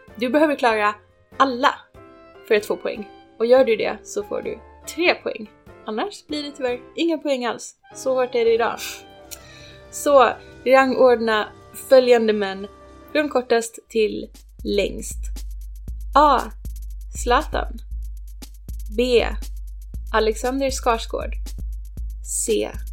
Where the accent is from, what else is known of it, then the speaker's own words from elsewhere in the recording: Ronneby, Blekinge, Sweden; moved away; jag kommer från Ronneby